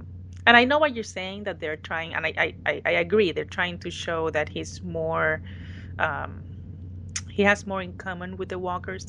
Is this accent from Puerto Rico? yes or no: yes; Puerto Rico; a Puerto Rican actor from my home country.